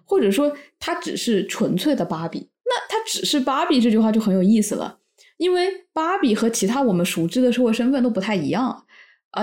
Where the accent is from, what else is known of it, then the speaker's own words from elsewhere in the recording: Wuhan, Hubei, China; 我是武汉人